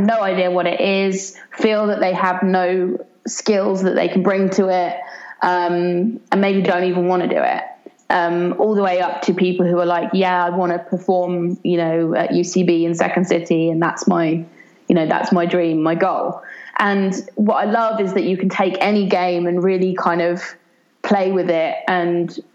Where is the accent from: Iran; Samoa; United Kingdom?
United Kingdom; Brighton, South East England; my hometown of Brighton in the UK